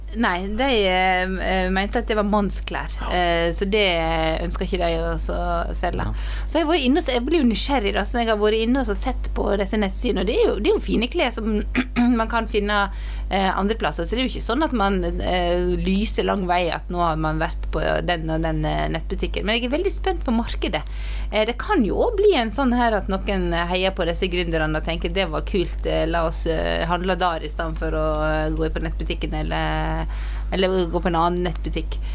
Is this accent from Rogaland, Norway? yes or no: no; Luster, Vestland, Norway; moved away; jeg satt hjemme i Luster i Sogn